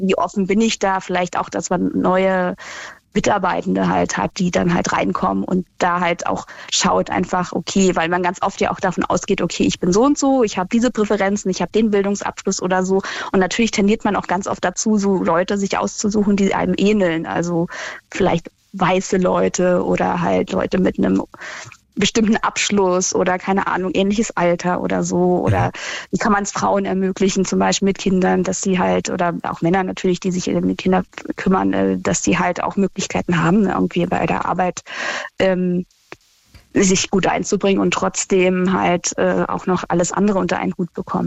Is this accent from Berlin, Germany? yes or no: yes; Berlin, Germany; ich bin ja Berlinerin